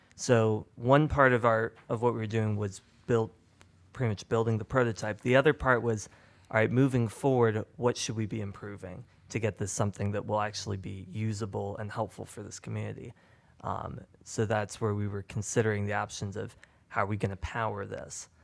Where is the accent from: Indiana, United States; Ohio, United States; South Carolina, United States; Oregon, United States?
Indiana, United States; Indianapolis; I'm um, from Indianapolis, Indiana